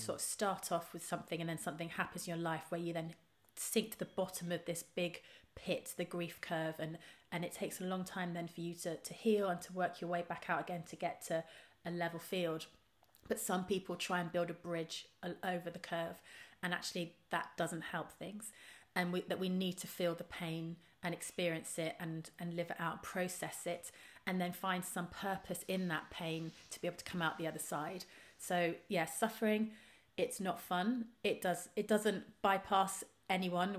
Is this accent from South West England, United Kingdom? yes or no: yes; Trowbridge, South West England, United Kingdom; moved away; I grew up in Trowbridge in the West Country.